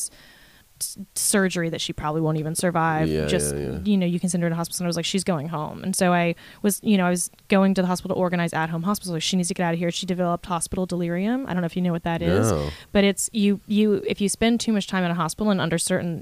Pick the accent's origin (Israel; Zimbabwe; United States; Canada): United States; La Puente, California; I'm from La Puente.